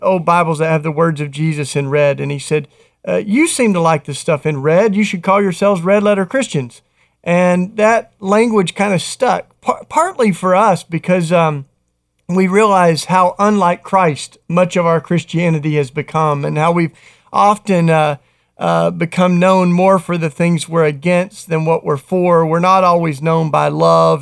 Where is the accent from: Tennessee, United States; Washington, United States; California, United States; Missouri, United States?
Tennessee, United States; moved away; a D J in my home state of Tennessee